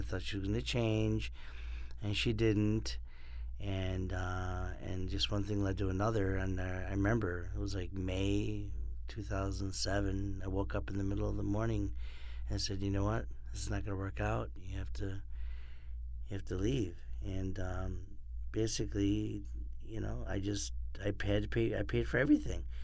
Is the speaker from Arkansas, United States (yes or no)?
no; Rochester, New York, United States; also born or lived in Miami / Orlando; now in Los Angeles, United States; I'm from Rochester, New York, and lived in Miami and Orlando